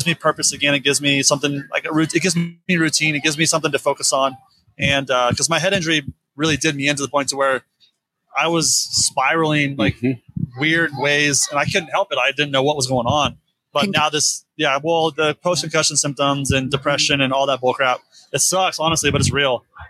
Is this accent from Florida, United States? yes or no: yes; Florida, United States; I'm from Florida, so I grew up with James